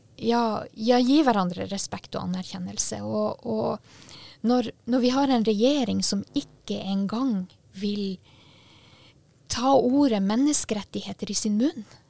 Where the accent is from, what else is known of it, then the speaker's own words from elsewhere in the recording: Sami, Sápmi, Norway; men også som en same